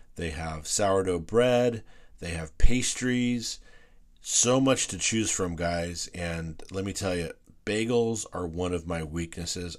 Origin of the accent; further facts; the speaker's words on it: Whittier, California, United States; I grew up in West Whittier.